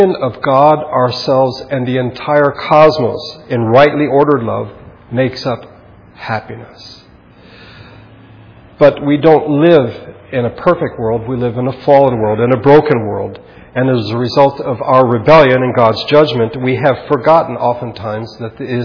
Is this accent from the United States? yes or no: yes; United States; Americans, which we are